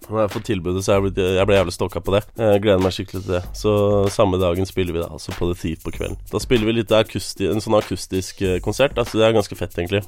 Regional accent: Larvik, Vestfold, Norway; Vi vokste opp i Larvik

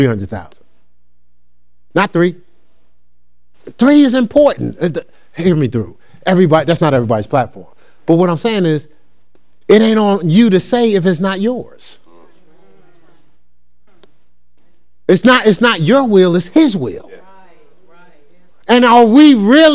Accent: New Jersey, United States; I'm from a different culture. I'm from New Jersey.

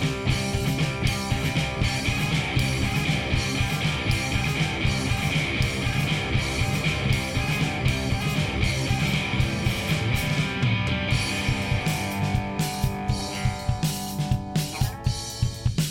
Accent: Seattle, Washington, United States; We're from Seattle, which is real close to the water

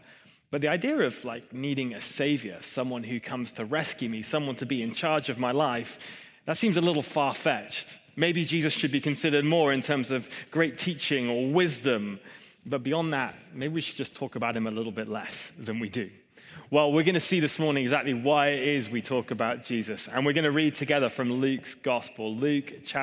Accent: Hong Kong; moved away; I grew up in Hong Kong

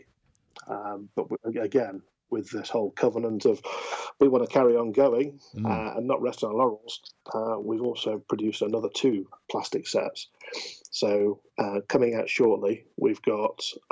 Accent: United Kingdom; We are British after all

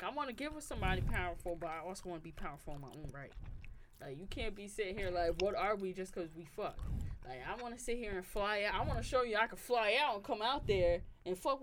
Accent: New York, United States; My New York team, as a New Yorker

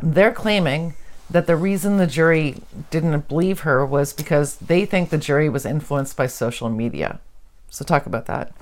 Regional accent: Canada; we're Canadian.

